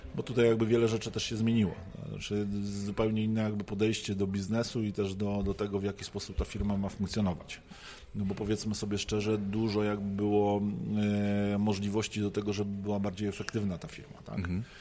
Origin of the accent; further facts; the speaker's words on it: Poznań, Greater Poland, Poland; jestem poznaniakiem